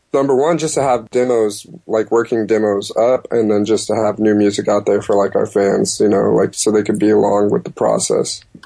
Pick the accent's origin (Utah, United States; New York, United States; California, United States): California, United States; Stockton; I was born in Stockton, California